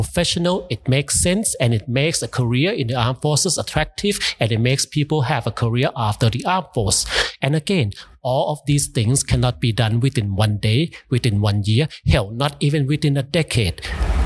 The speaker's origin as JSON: {"language": "English", "country": "United States", "tie": "born or raised there", "said": "I grew up in the States."}